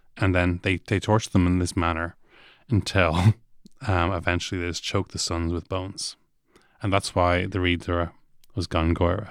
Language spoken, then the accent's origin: English; Dublin, Leinster, Ireland; I'm from Ath Farnham